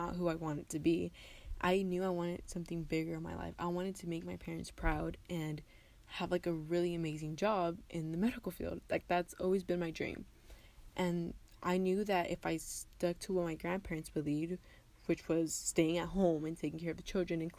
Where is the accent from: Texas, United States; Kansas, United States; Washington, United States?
Texas, United States; West; also born or lived in Tijuana, Mexico / Rosarito, Mexico; I was born in Tijuana, Mexico, but I lived in Rosarito, Mexico until I was 4 years old, and then my family and I moved to the United States here in West Texas, and I've lived here ever since.